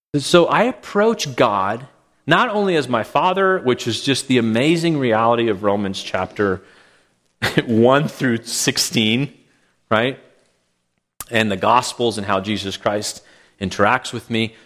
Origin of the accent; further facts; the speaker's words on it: Calgary, Alberta, Canada; moved away; when I was growing up in Calgary